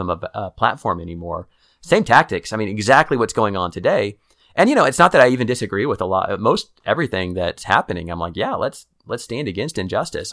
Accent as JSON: {"language": "English", "town": "Kansas City", "country": "United States", "moved": "as an adult", "lives_now": "Waco, United States", "said": "I'm from Kansas City"}